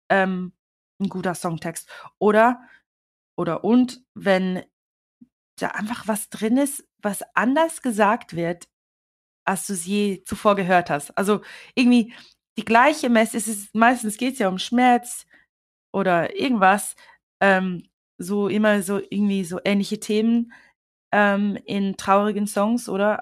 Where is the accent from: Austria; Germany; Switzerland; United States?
Switzerland; now in London, United Kingdom; ich bin ja in der Schweiz aufgewachsen